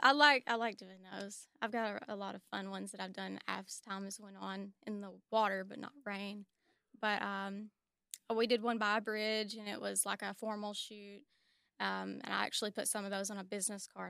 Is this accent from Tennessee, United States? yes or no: yes; Warren County, Tennessee, United States; I'm from Warren County